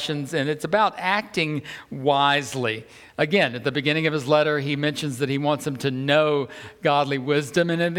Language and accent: English; the South, United States; I'm from the South